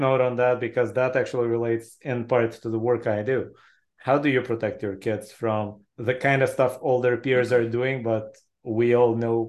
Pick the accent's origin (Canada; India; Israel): Israel; born or raised there